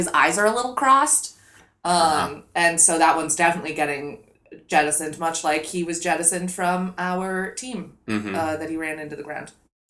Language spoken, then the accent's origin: English; St. Louis, Missouri, United States; my hometown no longer has a football team.